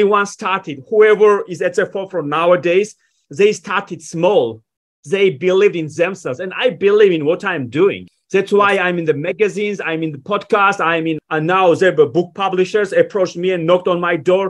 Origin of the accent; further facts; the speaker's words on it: Georgia; moved away as an adult; now in United States; When I was 18, I was given a visa to move to the United States. I was born in Georgia